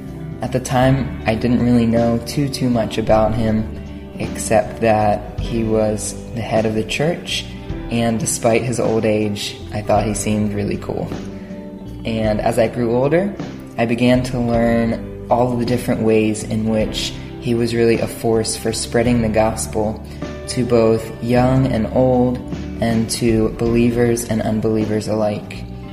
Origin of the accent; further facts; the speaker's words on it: Pennsylvania, United States; I'm 23 years old, and I'm from Pennsylvania in the United States.